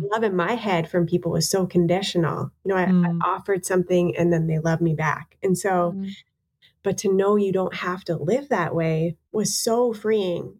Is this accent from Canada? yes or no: yes; Canada; being Canadian